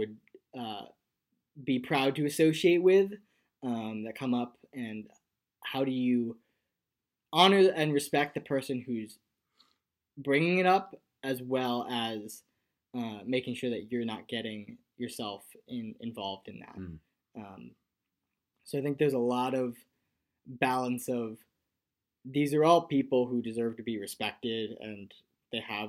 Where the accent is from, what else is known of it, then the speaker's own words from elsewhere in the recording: New England, United States; I grew up in the New England area